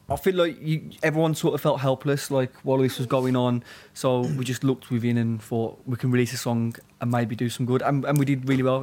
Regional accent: Birmingham, West Midlands, United Kingdom; also born or lived in Walsall; now in London, United Kingdom; we're from Birmingham mainly, but also like he lives south of England in Kent now, and I live in London

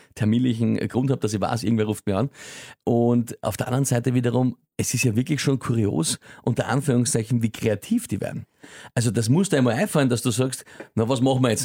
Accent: Austria; bei uns in Österreich

